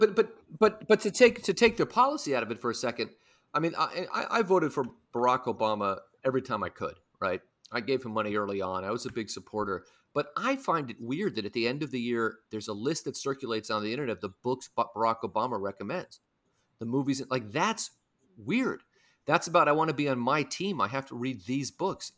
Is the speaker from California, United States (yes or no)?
yes; San Francisco, California, United States; now in New York, United States; When I was growing up in San Francisco